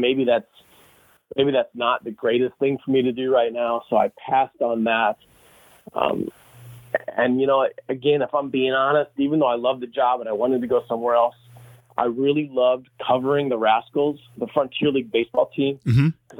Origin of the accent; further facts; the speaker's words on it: St. Charles, Missouri, United States; I grew up in St. Charles